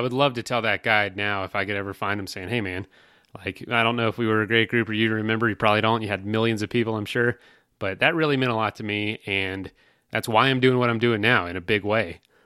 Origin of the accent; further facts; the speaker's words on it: Florida, United States; now in Colorado, United States; We're from Florida